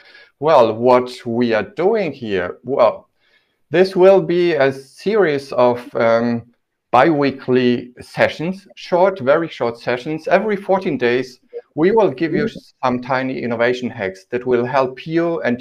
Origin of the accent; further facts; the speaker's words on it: Poland; English is a second language; now in Germany; when I came from Poland, we were asked to kind of make the names that I used to have sound more German.